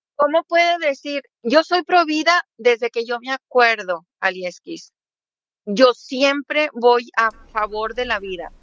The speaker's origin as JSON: {"language": "Spanish", "country": "Mexico", "moved": "as an adult", "lives_now": "Florida, United States", "said": "Yo soy mexiquense"}